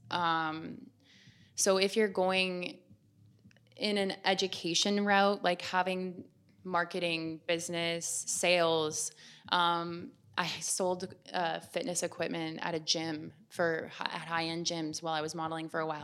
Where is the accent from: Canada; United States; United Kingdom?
Canada; Waterdown, Ontario; I'm from Waterdown, Ontario. It's west of Toronto, small town girl, lots of waterfalls.